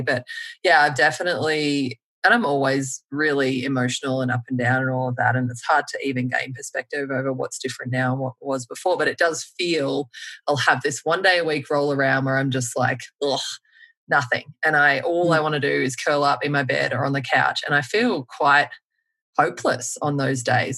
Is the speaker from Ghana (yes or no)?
no; Melbourne, Victoria, Australia; now in United States; I'm from Melbourne